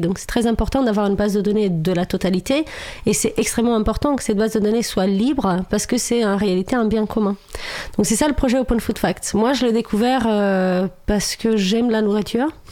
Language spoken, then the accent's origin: French; Romania; French is a second language; moved away as an adult; now in France; j'ai vécu jusqu'à mes 26 ans en Roumanie